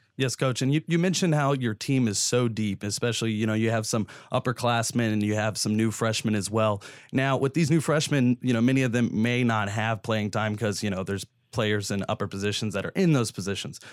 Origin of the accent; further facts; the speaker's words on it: Houston, Texas, United States; me growing up in Houston